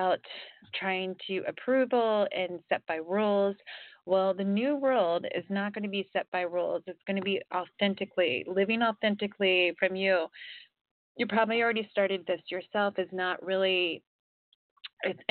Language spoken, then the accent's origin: English; Ohio, United States; also born or lived in Florida; now in California, United States; I grew up in Ohio, I live in California now